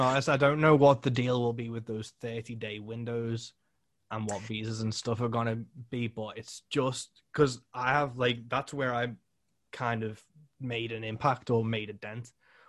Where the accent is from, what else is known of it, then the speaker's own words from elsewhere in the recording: United Kingdom; as a British musician